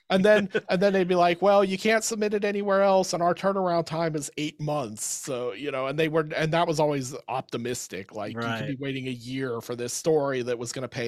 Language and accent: English; Pittsburgh, Pennsylvania, United States; I was a kid and I grew up in the Pittsburgh area